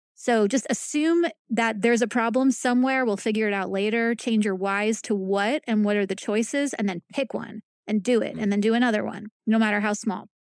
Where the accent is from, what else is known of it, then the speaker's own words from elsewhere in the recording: New York, United States; moved away as an adult; also born or lived in Long Island / Northern California / Kansas City, Missouri; now in Kansas, United States; I'm from New York, born and raised